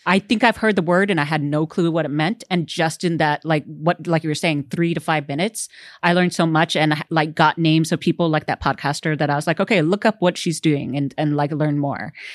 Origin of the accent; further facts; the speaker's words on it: Houston, Texas, United States; growing up in Texas